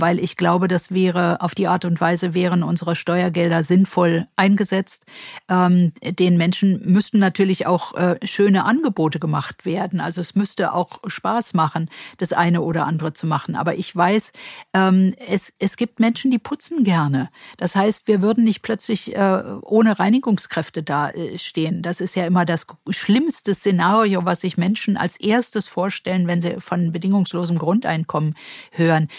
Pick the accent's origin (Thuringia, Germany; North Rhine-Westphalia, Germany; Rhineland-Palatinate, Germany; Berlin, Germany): Berlin, Germany; die einzige gebürtige Berlinerin